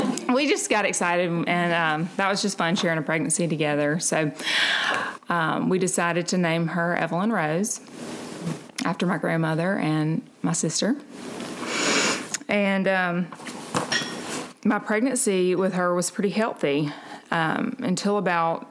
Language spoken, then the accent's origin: English; Montgomery, Alabama, United States; I am from Montgomery.